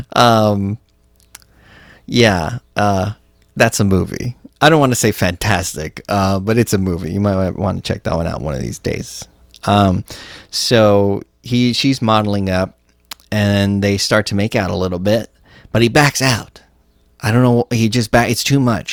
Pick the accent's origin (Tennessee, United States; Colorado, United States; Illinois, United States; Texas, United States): Texas, United States; I'm from Texas